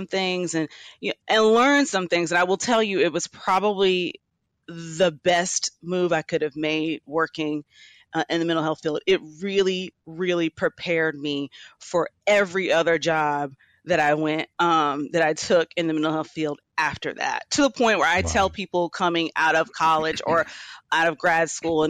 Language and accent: English; Atlanta, Georgia, United States; I'm from Atlanta, Georgia